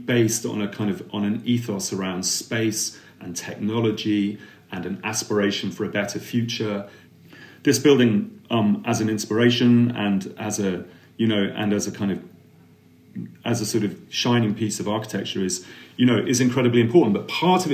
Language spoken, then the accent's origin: English; Milton Keynes, South East England, United Kingdom; I come from Milton Keynes